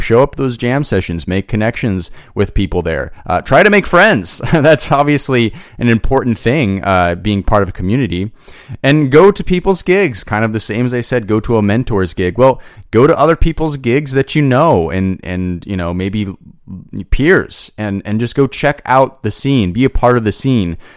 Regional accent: Boise, Idaho, United States; moved away; I'm originally from Boise, Idaho

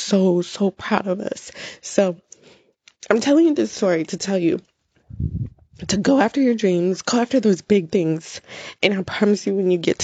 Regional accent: United States; I am an American citizen and I was born here, but my parents are Jamaican

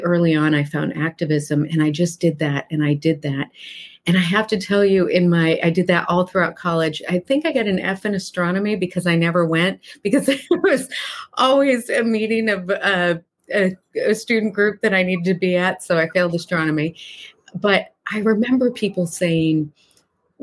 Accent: Massachusetts, United States; this tiny little mill town that I grew up in Massachusetts

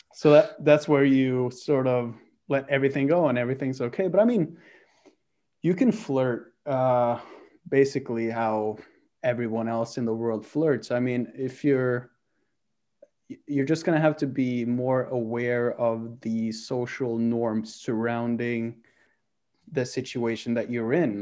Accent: Oslo, Norway; I'm from Oslo.

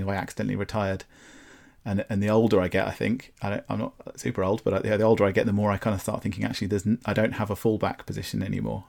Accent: Brighton, South East England, United Kingdom; also born or lived in London; I was born in Brighton and I grew up here

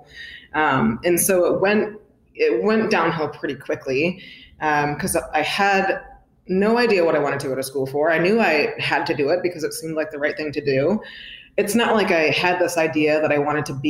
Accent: upstate New York, United States; So I'm originally from upstate New York, way upstate

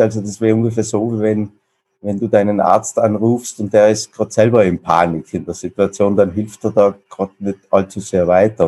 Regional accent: South Tyrol, Trentino-Alto Adige, Italy; moved away as an adult; also born or lived in Vienna; wie man vielleicht unschwer hören kann, jetzt kein gebürtiger Kölner und äh, ich komme aus sehr weit aus dem Süden, also aus dem südlichsten Teil, wo man noch Deutsch spricht, aus Südtirol

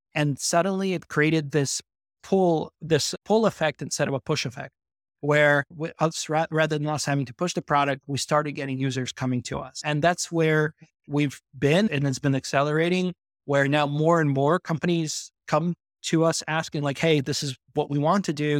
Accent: New York, United States; moved away as an adult; also born or lived in Belarus / Odessa, Ukraine; now in Amsterdam, Netherlands; I was born in Belarus, and when I was nine years old, I came over to New York with my family

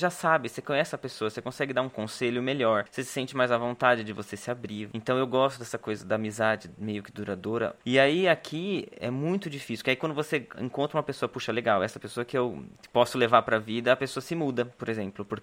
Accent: Brazil; moved away; Quando eu saí do Brasil, as minhas sobrinhas eram pequenas ainda, enfim, sete anos atrás.

